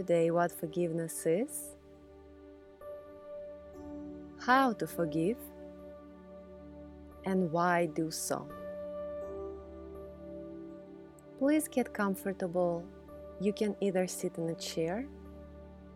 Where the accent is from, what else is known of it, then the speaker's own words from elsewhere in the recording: Russia; moved away as an adult; now in United States; I grew up in Russia abused by the very people who were supposed to love me.